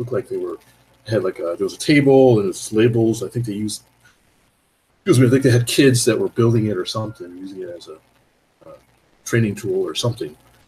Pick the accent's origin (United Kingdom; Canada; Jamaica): Canada; Toronto, Ontario; We're from the Toronto area.